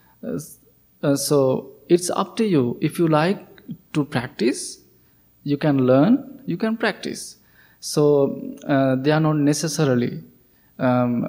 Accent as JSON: {"language": "English", "country": "Sri Lanka", "moved": "yes", "said": "I'm coming from Sri Lanka, so it is a Buddhist country"}